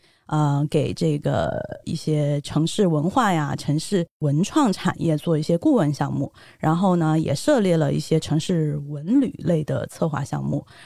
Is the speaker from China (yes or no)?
yes; Chengdu, Sichuan, China; moved away as an adult; also born or lived in Singapore; 土生土长的成都人。但是因为我呃学习的经历吧，我在新加坡呃读了我的本科、研究生，